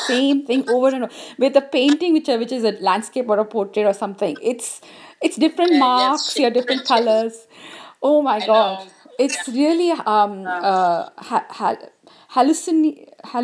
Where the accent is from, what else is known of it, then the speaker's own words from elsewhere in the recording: India; I'm from India